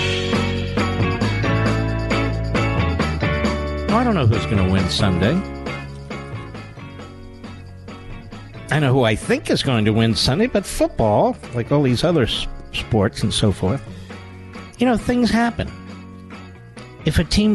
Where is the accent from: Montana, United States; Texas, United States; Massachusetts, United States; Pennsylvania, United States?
Pennsylvania, United States; Philadelphia; I grew up in Philadelphia